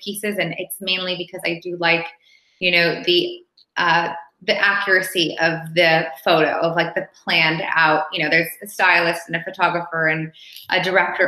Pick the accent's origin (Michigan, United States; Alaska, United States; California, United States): California, United States; Los Angeles; now in Paris, France; I'm originally from Los Angeles.